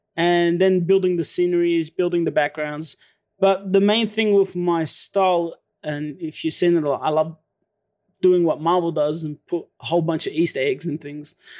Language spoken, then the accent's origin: English; Melbourne, Victoria, Australia; also born or lived in Syria; my dad flew us over here to S, Melbourne, Australia, and ever since then, I've been living in Melbourne, Australia